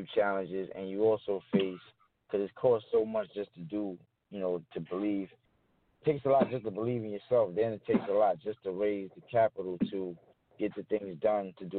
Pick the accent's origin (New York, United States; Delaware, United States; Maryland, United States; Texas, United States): New York, United States; New York City; I'm from the Bronx, New York